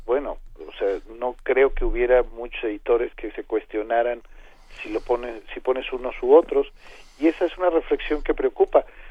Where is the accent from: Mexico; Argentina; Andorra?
Mexico; Arcelia, Guerrero; moved away; Arcelia imagínense es mi tierra